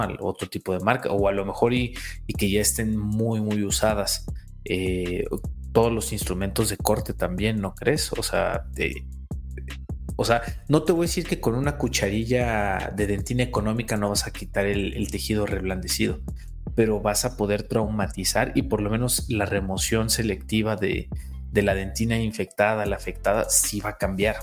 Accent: Cuernavaca, Morelos, Mexico; moved away as an adult; also born or lived in Puebla; Yo soy originalmente de Cuernavaca, Morelos, estudié en Puebla

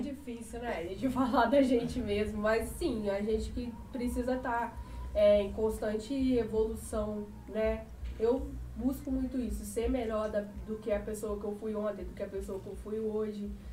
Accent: Valença, Brazil; moved away as an adult; Eu nasci aqui em Valença, né? Morei aqui 18 anos.

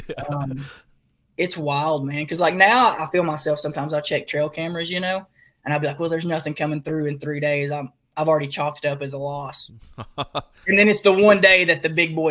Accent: right outside of Knoxville, East Tennessee, United States; We're from East Tennessee, right outside of Knoxville

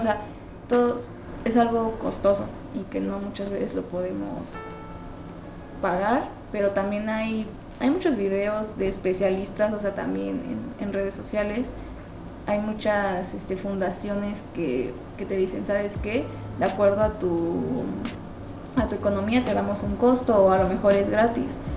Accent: Mexico; somos el futuro de México

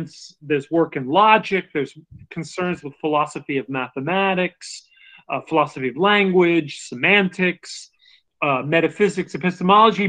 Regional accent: United States; I'm saying American probably because that's what I am

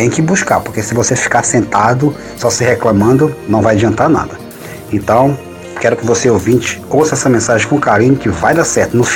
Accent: North Region, Brazil; moved away as an adult; now in Portugal; sou da região norte do Brasil

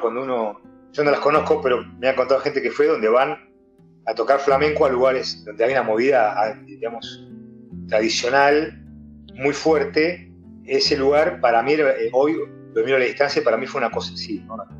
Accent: Buenos Aires, Argentina; Este barrio donde yo me crié acá en Pompeya

